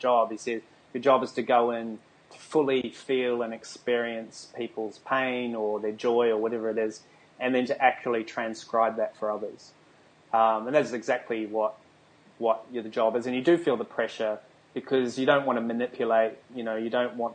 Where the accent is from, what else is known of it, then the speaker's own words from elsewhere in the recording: New Zealand; now in Australia; I live in Australia. I was born in New Zealand, a tiny little island at the bottom of the world